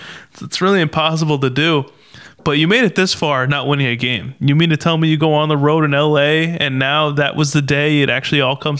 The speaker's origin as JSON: {"language": "English", "region": "New Jersey", "country": "United States", "said": "we're from Jersey, we're Jersey guys."}